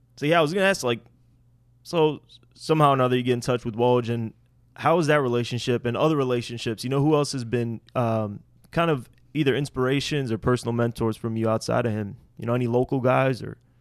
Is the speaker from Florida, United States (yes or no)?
no; Skokie, Illinois, United States; Skokie, myself